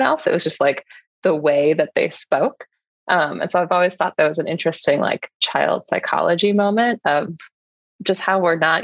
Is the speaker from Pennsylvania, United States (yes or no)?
no; suburbs of Chicago, Illinois, United States; also born or lived in San Francisco; I was born in San Francisco, but would say I grew up more in the suburbs of Chicago.